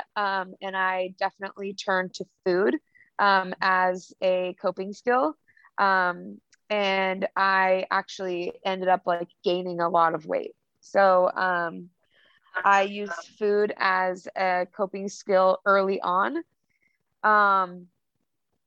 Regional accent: Longview, Washington, United States; moved away as an adult; now in Oregon, United States; I grew up in Longview, Washington

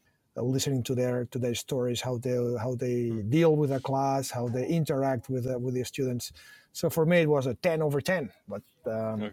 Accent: Barcelona, Catalonia, Spain; born and raised in Barcelona

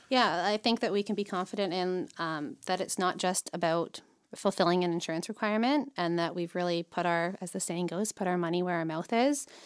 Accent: St. Catharines, Ontario, Canada; grew up in Saint Catherine, so born and raised in Niagara.

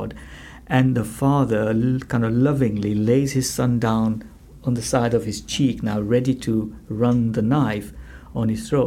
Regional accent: Malawi; now in United Kingdom; as a child growing up in Malawi

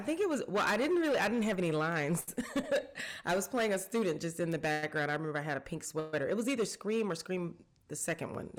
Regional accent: College Park, Georgia, United States; also born or lived in Atlanta, Georgia; I grew up here in Georgia. I was born in Atlanta. I grew up in, I guess it was unincorporated College Park at the time.

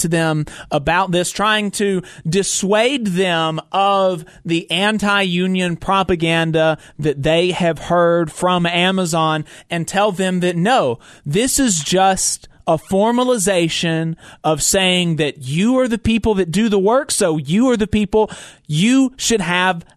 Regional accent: Alabama, United States; We, as Alabamians, as working people

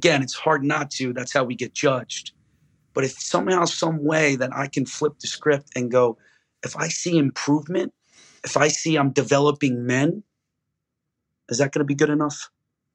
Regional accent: Philadelphia, Pennsylvania, United States; I'm from Philly

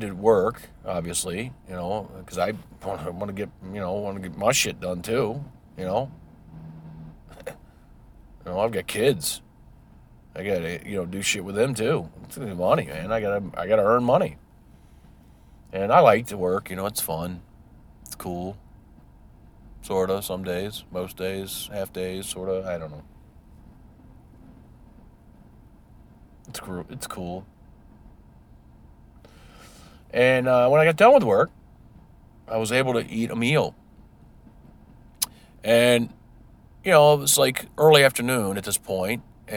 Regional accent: United States; I'm an American.

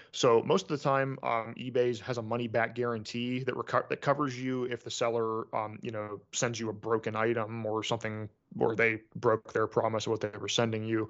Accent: United States; being an American

